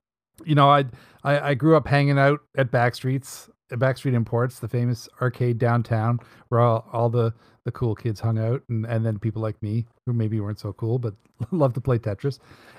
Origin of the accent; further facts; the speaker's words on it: Dartmouth, Nova Scotia, Canada; I was born in Dartmouth, and born on Dartmouth Natal Day. So that makes me a Yankee Dartmouth dandy.